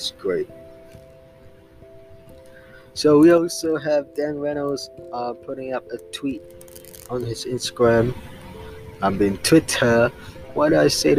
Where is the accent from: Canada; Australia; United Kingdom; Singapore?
Singapore; I'm actually from Singapore